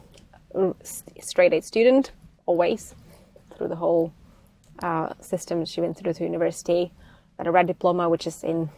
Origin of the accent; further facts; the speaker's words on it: Czechia; moved away; I'm coming from Czech Republic or Czechoslovakia back then